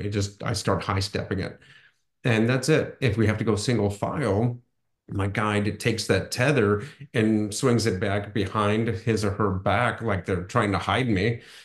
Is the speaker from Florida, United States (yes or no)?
no; Akron, Ohio, United States; the Akron Marathon, my hometown marathon